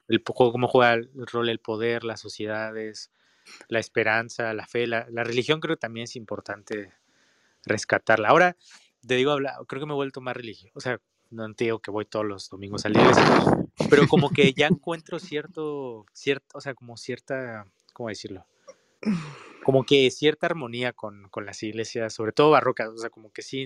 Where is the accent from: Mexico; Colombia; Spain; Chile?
Mexico; nosotros como mexicanos